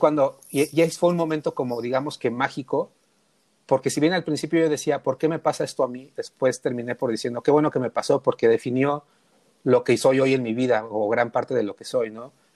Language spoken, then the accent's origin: Spanish; Mexico City, Mexico; yo nací en un lugar súper, súper emblemático, que es el barrio Bravo de Tepito